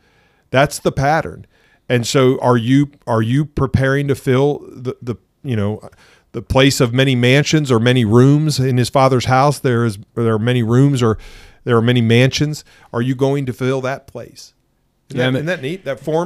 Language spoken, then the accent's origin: English; England, United Kingdom; Well, than the fact that I am an alien from England.